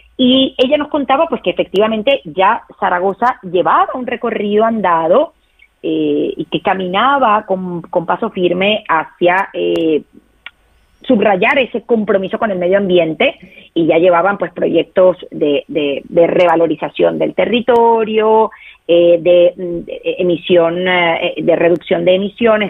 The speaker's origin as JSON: {"language": "Spanish", "country": "Venezuela", "said": "yo soy venezolana"}